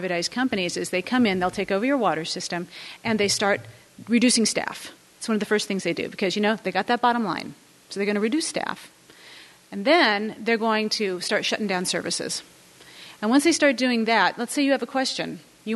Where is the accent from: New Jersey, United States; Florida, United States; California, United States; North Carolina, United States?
California, United States; moved away; I'm from California